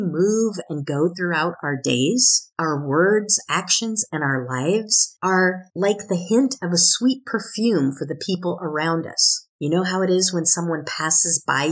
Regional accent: Oregon, United States; where I grew up in Oregon

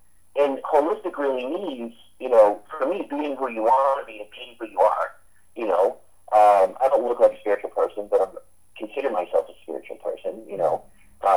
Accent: San Diego, California, United States; I'm from San Diego, so I travel up there eight months out of the year

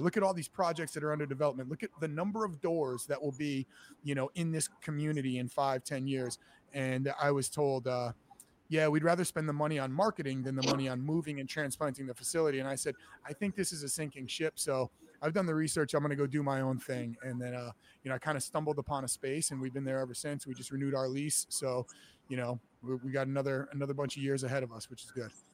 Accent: New Haven, Connecticut, United States; now in Boston, United States; I'm from Connecticut, actually. I'm from uh, New Haven, and I grew up a wrestler.

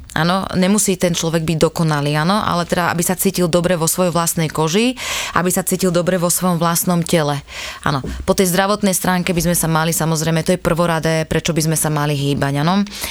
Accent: Malacky, Bratislava Region, Slovakia; u nás v Malackách

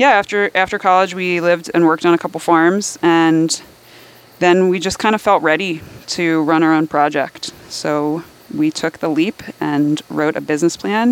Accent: New Jersey, United States; moved away as an adult; also born or lived in Midwest; I grew up in North Jersey

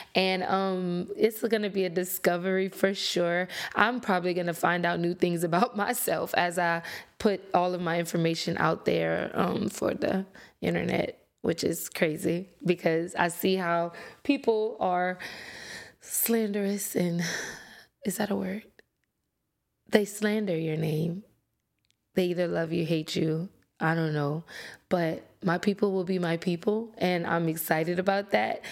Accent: Lafayette, Louisiana, United States; I'm from Louisiana, um, born and raised Lafayette, to be exact

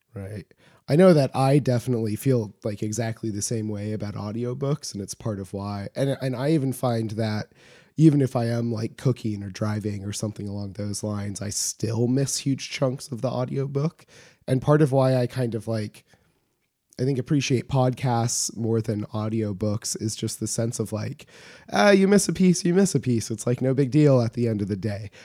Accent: Homer, Alaska, United States; I grew up in rural Alaska, as I say frequently on this show, but, um, from Homer, my hometown

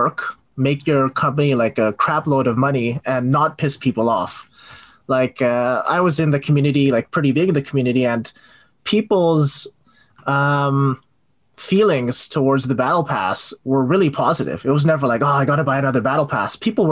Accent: Canada; moved away; I grew up in Canada

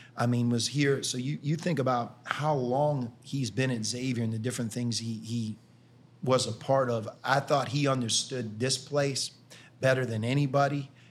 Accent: Pittsburgh, Pennsylvania, United States; moved away as an adult; now in Cincinnati, United States; I grew up in Pittsburgh

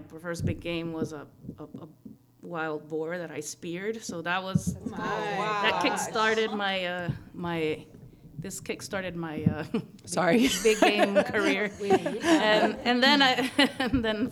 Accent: Guatemala; moved away as an adult; now in United States; I'm from Guatemala, born and raised, and then I came to the States when I came to college

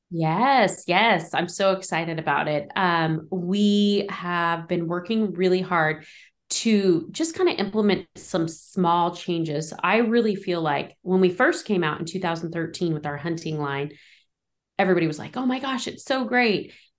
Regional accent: Modoc County, California, United States; moved away as an adult; now in Tehama County, United States; where I grew up in Modoc County is really remote

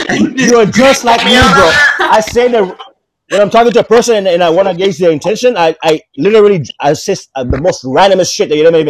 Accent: Tanzania; moved away as an adult; also born or lived in Japan / Maryland, United States / Canada; I was born in Tanzania.

